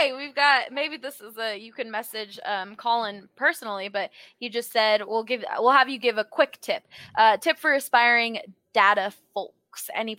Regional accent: East Coast, United States; moved away as an adult; now in Denver, United States; And from coming from the city, I love city life. I love the East Coast a lot, but it was just a lot to grow up with.

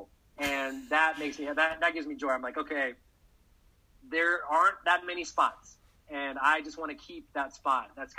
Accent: Texas, United States; I'm from Texas

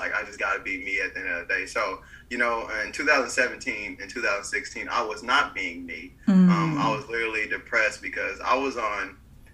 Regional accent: Bryan, United States; moved away as an adult; also born or lived in Florida; I was living in my hometown of Bryan

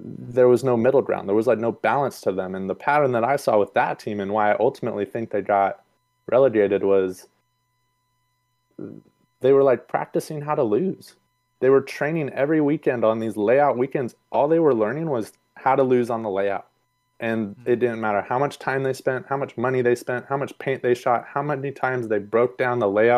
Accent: Sacramento, California, United States; I'm born and raised in Sacramento

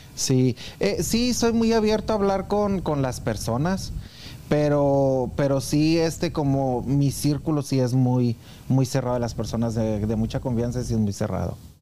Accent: Anáhuac, Chihuahua, Mexico; moved away as an adult; also born or lived in Denver, Colorado; now in Kansas City, United States; yo nací en Anáhuac, Chihuahua

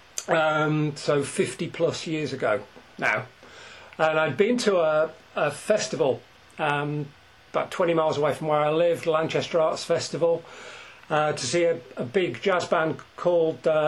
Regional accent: Scotland, United Kingdom; We're both Scottish

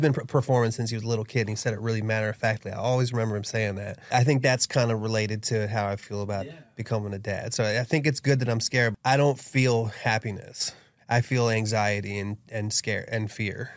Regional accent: Dunkirk, Maryland, United States; I was raised in Dunkirk, Maryland, which is a small town that's a suburb of Washington, D.C.

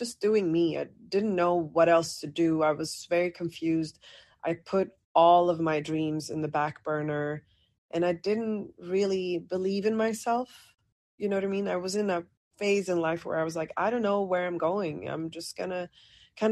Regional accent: Sweden; grew up, born and raised in Sweden. Parents are Moroccan, so I'm North African.

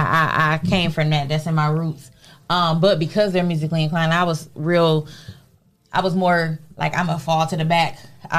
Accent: Toledo, Ohio, United States; Oh, still and I grew up right here. Born and raised Toledo, Ohio. I graduated from Star High School.

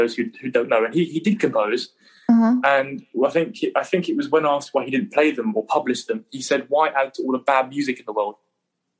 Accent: England, United Kingdom; Being the Englishman that I am

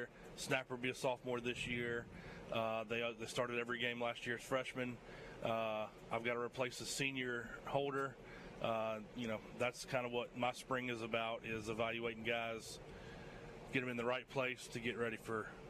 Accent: Georgia, United States; now in Mobile, United States; I'm originally from Georgia.

